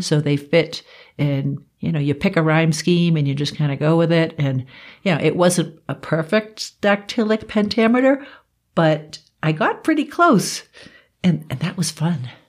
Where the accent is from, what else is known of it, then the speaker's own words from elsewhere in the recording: East Coast, United States; now in Colorado, United States; I grew up on the East Coast